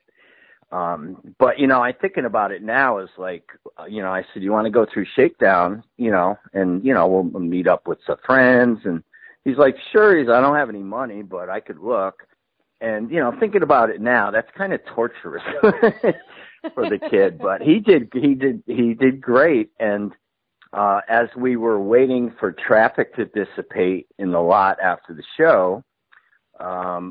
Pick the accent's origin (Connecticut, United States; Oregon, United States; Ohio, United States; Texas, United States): Connecticut, United States; I grew up in Connecticut